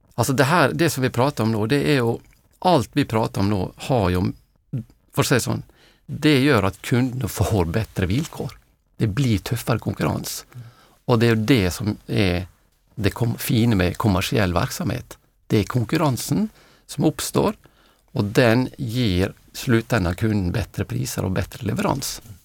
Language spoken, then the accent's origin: Swedish; Norway; now in Sweden; jag är norrman